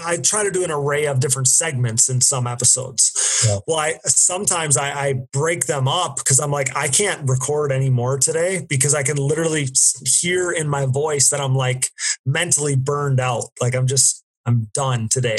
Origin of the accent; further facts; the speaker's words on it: Wisconsin, United States; I'm from the Midwest, I'm from Wisconsin